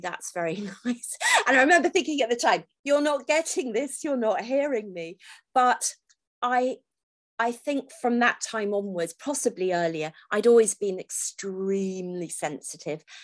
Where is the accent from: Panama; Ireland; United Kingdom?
United Kingdom; Falmouth, South West England; also born or lived in Redruth, Cornwall; I was born in Redruth in Cornwall, but my parents actually lived in Falmouth.